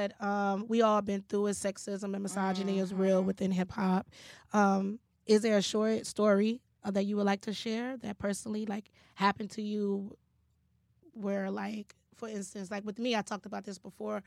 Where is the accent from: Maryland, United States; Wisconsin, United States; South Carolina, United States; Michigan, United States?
Michigan, United States; Detroit; Shout out to the D. I'm from Detroit.